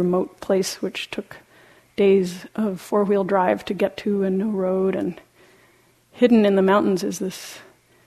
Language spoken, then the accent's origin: English; Argentina; moved away; When I was in some time in high school, growing up in Latin America, in Argentina